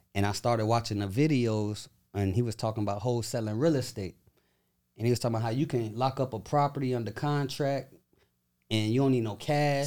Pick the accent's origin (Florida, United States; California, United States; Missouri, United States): Florida, United States; Tampa; I'm from Tampa, Florida